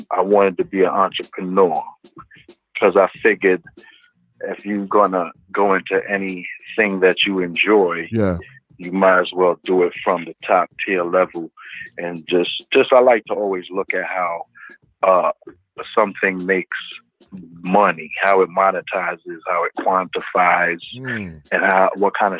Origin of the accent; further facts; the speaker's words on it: New York City, New York, United States; I'm from Brooklyn, New York. I grew up in Flatbush off of Church Avenue